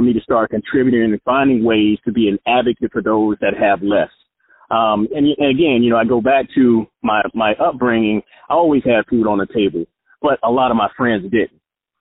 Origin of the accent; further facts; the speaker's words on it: Jacksonville, Florida, United States; the hood that I grew up in Jacksonville was called Caravan Projects